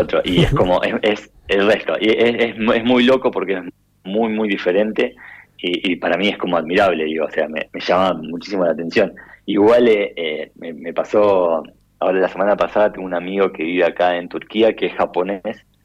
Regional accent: Necochea, Buenos Aires Province, Argentina; moved away; yo soy de Necochea

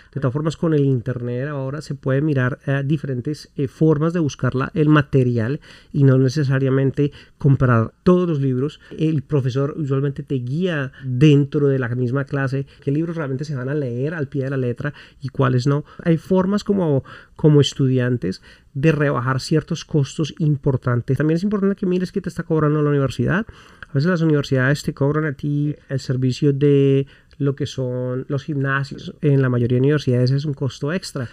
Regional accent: Colombia; moved away as an adult; now in United States; yo vengo de Colombia, un país en donde realmente la temperatura varía pero muy poco.

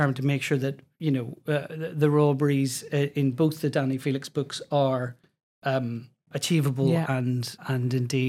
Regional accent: Belfast, Northern Ireland, United Kingdom; I'm from Belfast.

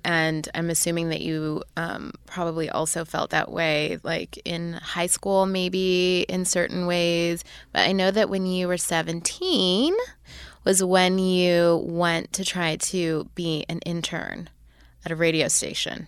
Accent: Canada; now in United States; I was born and raised in Canada

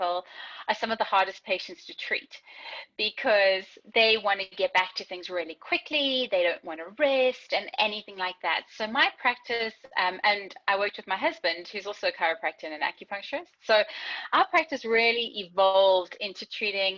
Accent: South Africa; I am originally from South Africa

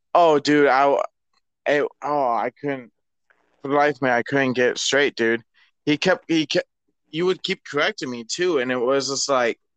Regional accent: Michigan, United States; my home state, Michigan

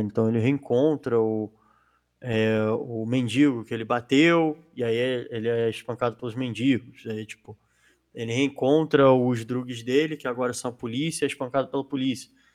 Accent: Brazil; enquanto brasileiro

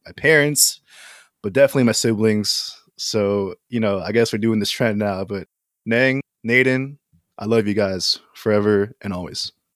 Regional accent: Philippines; I'm Filipino.

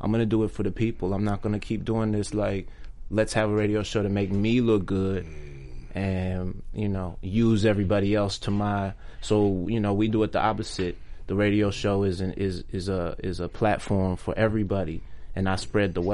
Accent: Maryland / D.C., United States; moved away as an adult; also born or lived in Washington, D.C.; now in Los Angeles, United States; I'm from Maryland. Maryland and D.C. DMV

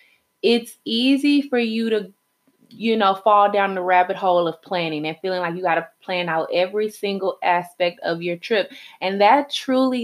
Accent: Houston, Texas, United States; also born or lived in Salvador, Bahia, Brazil; I'm from Houston, H-Town. Texas.

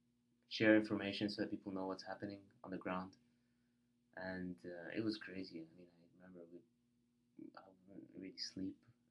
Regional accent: Egypt; the way to school, the pyramids are on the way.

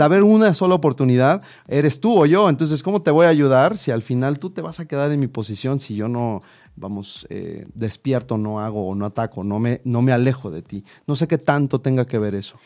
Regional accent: Mexico

